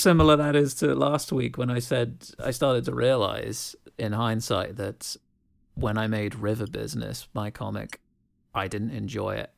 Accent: United Kingdom; growing up in Britain

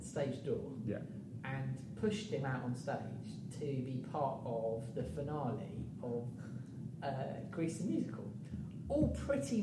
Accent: Midlands, United Kingdom; moved away as an adult; I came from the Midlands. I didn't know anybody when I moved down

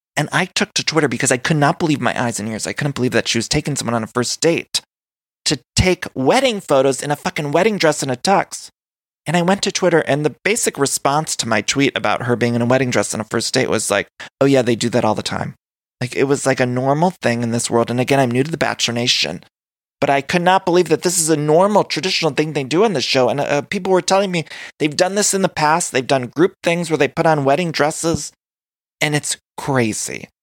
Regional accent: Canton, Ohio, United States; I grew up right near Ca-, Canton, Ohio.

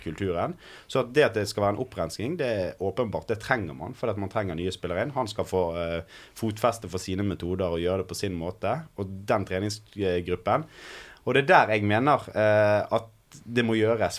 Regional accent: Bergen, Vestland, Norway; som bergenser selvfølgelig og Brann-supporter

